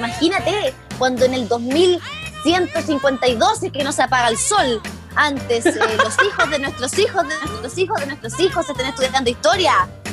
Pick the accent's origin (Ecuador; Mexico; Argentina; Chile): Chile